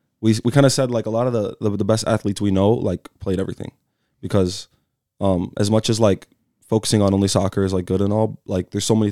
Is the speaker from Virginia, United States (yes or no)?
no; Colorado, United States; also born or lived in California; So I was born in California in the Bay Area. So me and Kevin Gonzalez always have those conversations about the Bay. But I moved out to Colorado at like a super young age.